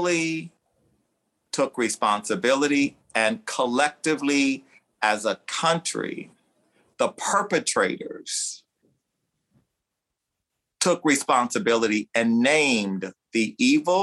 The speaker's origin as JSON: {"language": "English", "region": "the South", "country": "United States", "tie": "born or raised there", "said": "I grew up in the South"}